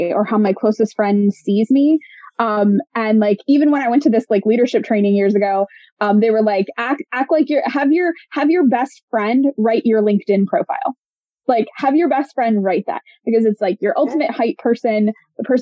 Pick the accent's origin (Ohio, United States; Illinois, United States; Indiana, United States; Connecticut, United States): Ohio, United States; Cincinnati; moved away as an adult; also born or lived in Augusta, Georgia / Fort Bragg; now in Washington, D.C. area, United States; I'm originally from Cincinnati, Ohio, born and raised there.